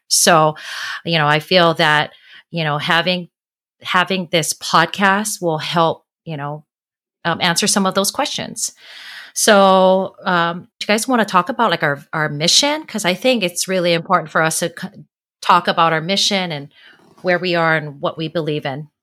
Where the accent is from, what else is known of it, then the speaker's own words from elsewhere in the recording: Honolulu, Hawaii, United States; now in San Diego, United States; I am originally from Honolulu, Hawaii. I currently live in San Diego.